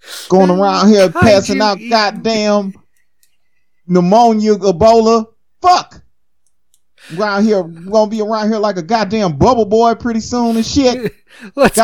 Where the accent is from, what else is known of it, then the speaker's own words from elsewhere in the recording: Louisiana, United States; I'm from Louisiana